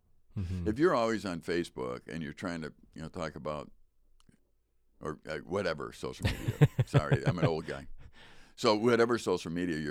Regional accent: Chicago, Illinois, United States; even back when I was young, growing up in Chicago, typical child, they go to school early

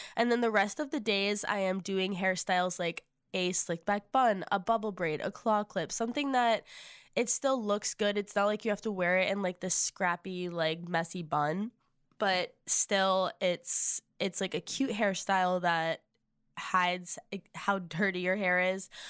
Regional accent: Massachusetts, United States; moved away as an adult; now in Nashville, United States; We are originally from Massachusetts, so we are living far away from home.

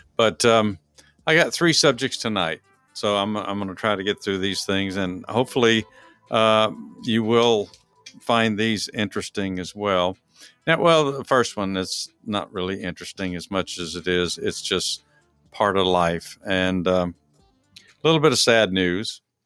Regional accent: Texas, United States; I'm from Texas

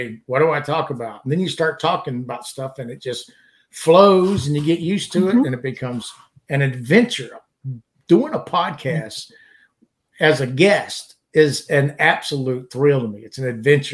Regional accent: southern Louisiana, United States; now in Alabama, United States; I grew up in Louisiana, and of course, southern Louisiana

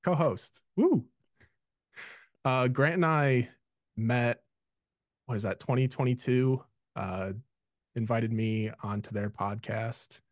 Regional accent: Illinois, United States; I grew up, I was born in Illinois. I grew up loving all things Chicago sports

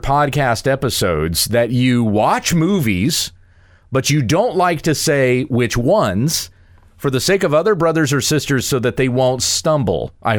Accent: the South, United States; I grew up in the South, and so it's like you just got to live with the bugs.

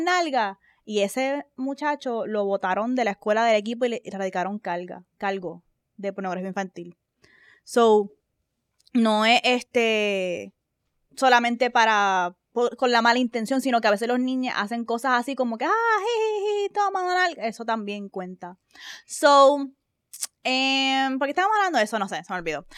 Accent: Puerto Rico; moved away; also born or lived in United States; nosotros vivíamos en Estados Unidos, se regresamos a Puerto Rico, y cuando regresamos a Puerto Rico

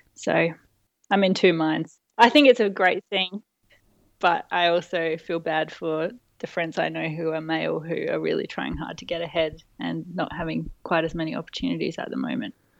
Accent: Adelaide, South Australia, Australia; also born or lived in Murray Bridge, Australia / Nagoya, Japan; most of my childhood was in Adelaide, but via a detour

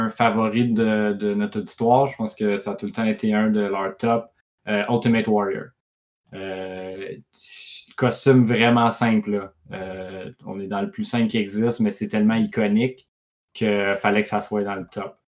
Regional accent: Quebec, Canada; chez nous en Beauce. En Beauce, en ouais, ça s'en vient, tout.

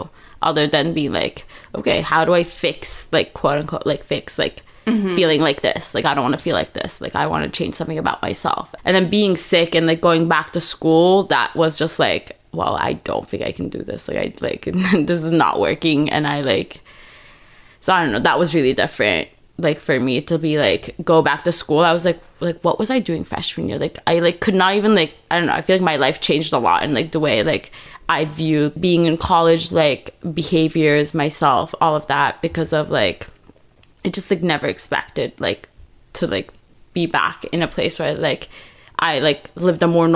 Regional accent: Istanbul, Turkey; moved away as an adult; now in United States; I'm from Turkey, Istanbul. I grew up there, then went to college in the U.S.

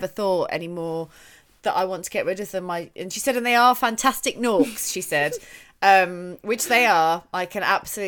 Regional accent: United Kingdom; particularly as a British person, I think, to answer, because we're all so modest.

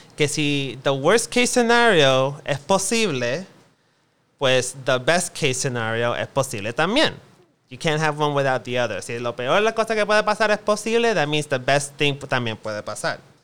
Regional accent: Puerto Rico; Como gente boricua

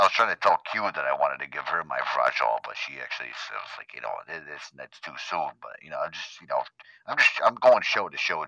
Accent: Wildwood, New Jersey, United States; I'm from Wildwood, like New Jersey, around that area.

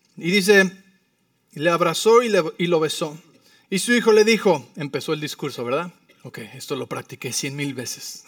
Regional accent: Mexico City, Mexico; now in Arizona, United States; Vivo en Arizona, pero soy de la Ciudad de México.

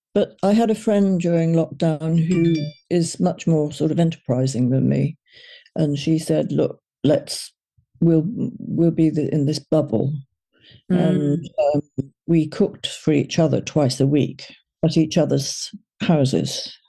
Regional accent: Liverpool, North West England, United Kingdom; they were from Liverpool, and so was

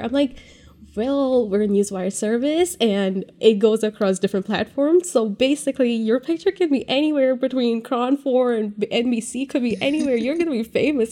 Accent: India; moved away as an adult; now in California, United States; I am from India. I moved here three years ago, three, three and a half years ago

